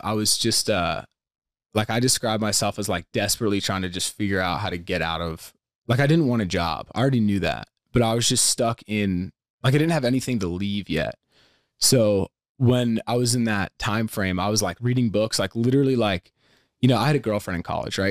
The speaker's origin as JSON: {"language": "English", "region": "Pennsylvania", "country": "United States", "tie": "born or raised there", "said": "I grew up in Pennsylvania"}